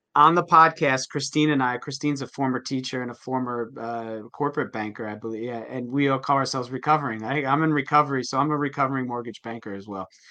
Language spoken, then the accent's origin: English; New Jersey, United States; I grew up in New Jersey. I'm in New Jersey now